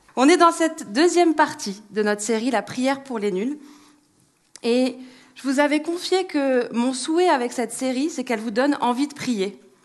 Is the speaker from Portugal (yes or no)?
no; France; en tant que bon Français